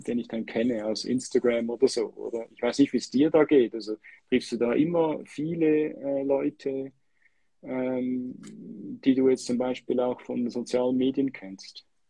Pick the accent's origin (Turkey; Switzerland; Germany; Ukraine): Switzerland; als Schweizer